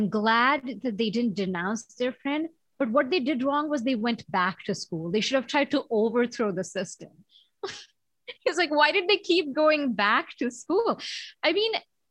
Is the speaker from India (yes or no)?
yes; India; moved away; When I was growing up in India, I mean, school was such a carceral, like such a disciplinary, you know, place